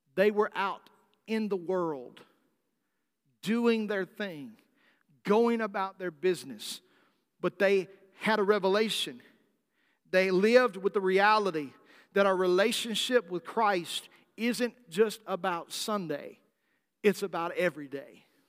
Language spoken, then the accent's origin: English; South Arkansas, United States; where I grew up in South Arkansas